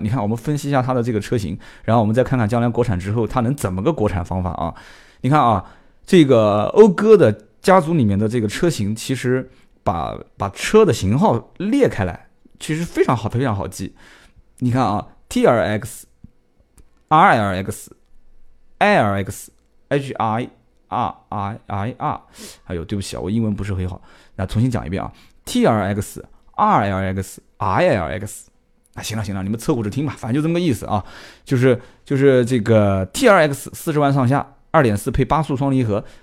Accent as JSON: {"language": "Chinese", "town": "Nanjing", "region": "Jiangsu", "country": "China", "accent": "Nanjing dialect", "said": "我们南京话讲就是很摆"}